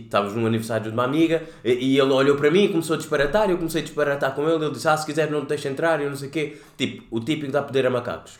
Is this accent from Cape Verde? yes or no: yes; Cape Verde; moved away as an adult; also born or lived in Lisbon, Portugal; Vim de Cabo Verde